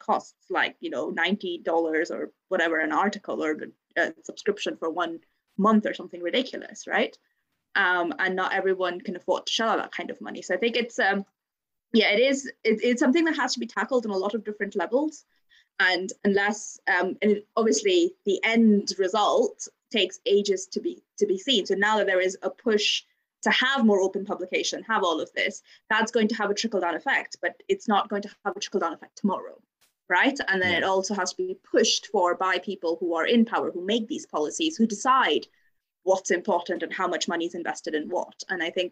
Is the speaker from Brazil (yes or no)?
no; India; moved away as an adult; now in Bristol, United Kingdom; I grew up in India